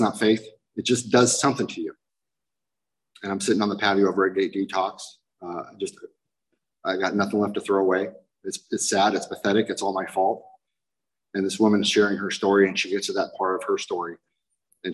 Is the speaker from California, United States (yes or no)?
yes; Garden Grove, California, United States; I'm an Irish drunken junkie punker from Garden Grove